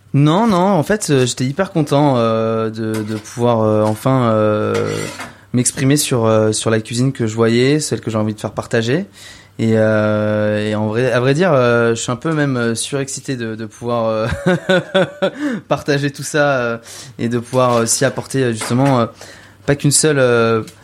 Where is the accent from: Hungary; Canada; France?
France; Val d'Oise, Île-de-France; J'ai grandi dans le Val d'Oise, juste à côté de la forêt.